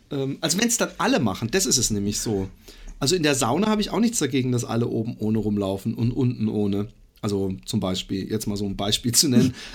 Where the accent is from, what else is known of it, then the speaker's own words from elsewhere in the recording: Karlsruhe, Baden-Württemberg, Germany; aus Karlsruhe ah, ursprünglich.